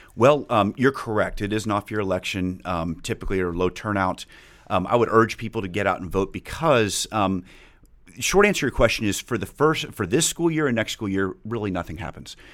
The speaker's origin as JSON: {"language": "English", "town": "Highland Park", "region": "Texas", "country": "United States", "tie": "born or raised there", "said": "I grew up in Highland Park"}